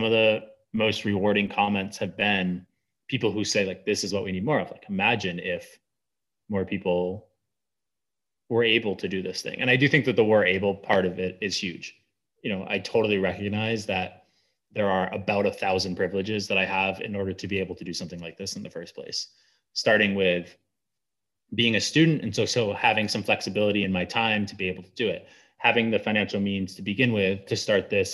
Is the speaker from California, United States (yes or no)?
no; Southern Maine, United States; I grew up in Southern Maine